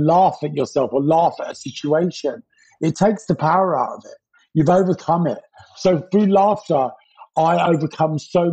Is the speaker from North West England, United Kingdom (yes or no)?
no; London, United Kingdom; also born or lived in Pimlico, London; I grew up in Battersea. I was born in Pimlico